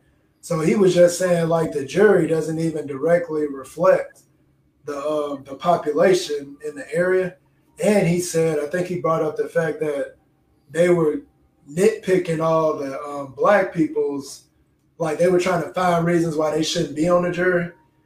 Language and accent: English; Houston, Texas, United States; I grew up in Houston